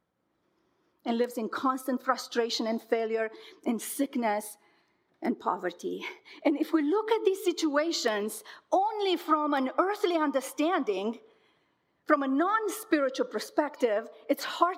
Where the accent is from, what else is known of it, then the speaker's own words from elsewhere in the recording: Romania; now in United States; I grew up in Romania in the 80s, a very volatile time in our country